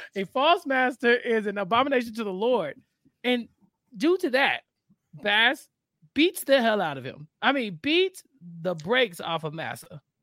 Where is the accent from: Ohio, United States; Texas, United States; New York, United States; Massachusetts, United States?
Texas, United States; Texas, my hometown